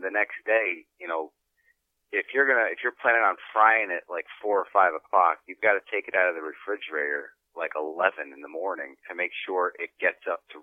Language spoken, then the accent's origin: English; South River, New Jersey, United States; my hometown of South River, New Jersey